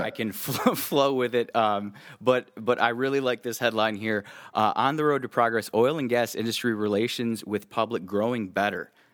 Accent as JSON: {"language": "English", "region": "Midwest", "country": "United States", "said": "I'm from the Midwest"}